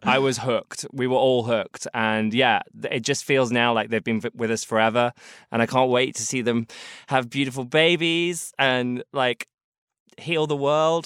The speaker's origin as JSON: {"language": "English", "region": "London", "country": "United Kingdom", "said": "as a sort of Londoner, as a British person"}